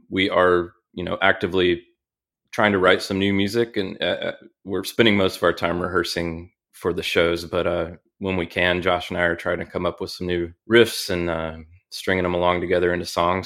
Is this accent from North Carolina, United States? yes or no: yes; Charlotte, North Carolina, United States; I grew up in the great city of Charlotte, North Carolina